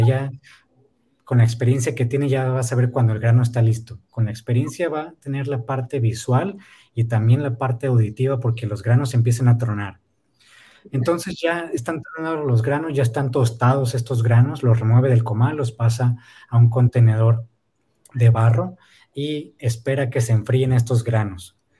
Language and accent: Spanish; Ensenada, Baja California, Mexico; also born or lived in Oaxaca; si no salimos de aquí, de Ensenada